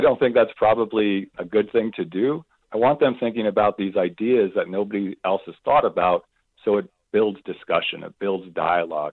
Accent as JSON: {"language": "English", "town": "Phoenix", "region": "Arizona", "country": "United States", "tie": "born or raised there", "said": "I grew up in Phoenix, Arizona"}